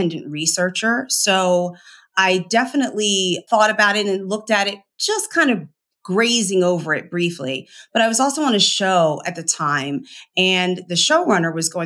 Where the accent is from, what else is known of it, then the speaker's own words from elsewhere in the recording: Philadelphia, Pennsylvania, United States; I'm from Philly